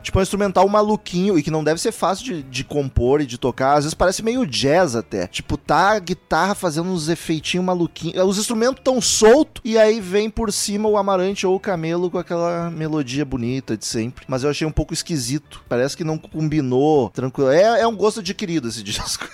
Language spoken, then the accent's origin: Portuguese; Rio Grande do Sul, Brazil; Eu sou gaúcho